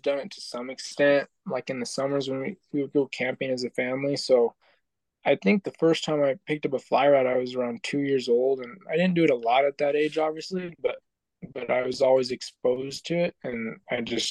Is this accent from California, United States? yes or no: no; Albuquerque, New Mexico, United States; I was born and raised in Albuquerque, New Mexico